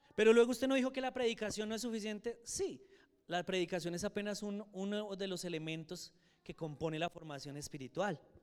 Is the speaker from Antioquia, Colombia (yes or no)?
no; Soacha, Cundinamarca, Colombia; also born or lived in Boyacá; yo viviendo en Soacha